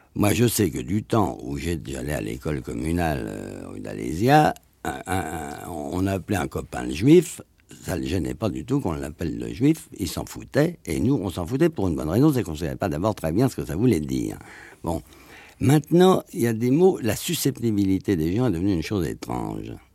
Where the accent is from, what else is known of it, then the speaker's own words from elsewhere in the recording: France; je suis un Français moyen.